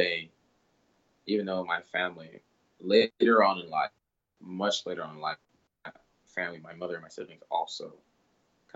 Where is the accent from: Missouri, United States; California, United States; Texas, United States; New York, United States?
Texas, United States; Plano; also born or lived in Congo; I grew up in Plano, Texas, very different from the Congo